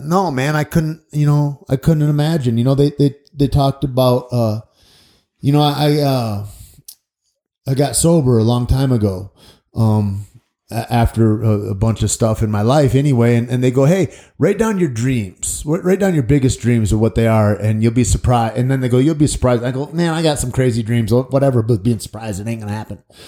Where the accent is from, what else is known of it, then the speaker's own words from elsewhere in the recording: Michigan, United States; moved away; friends of mine that I grew up in Michigan